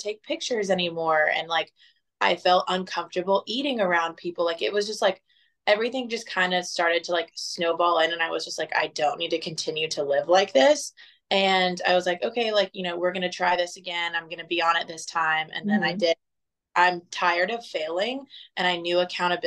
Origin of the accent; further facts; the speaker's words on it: Fort Myers, Florida, United States; moved away as an adult; now in Dallas, United States; I'm originally from Southwest Florida. Grew up in Fort Myers for the first 23 years of my life